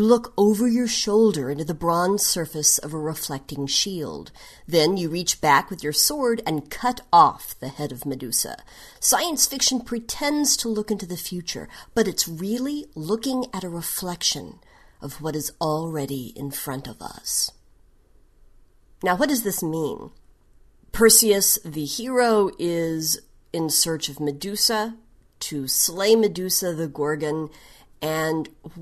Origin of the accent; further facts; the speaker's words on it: Tulsa, Oklahoma, United States; moved away; So my hometown is Tulsa, Oklahoma. I've actually lived in a total of 6 states in the United States over my life, but I consider Tulsa to be my hometown because that is where I grew up, spent most of my childhood and teens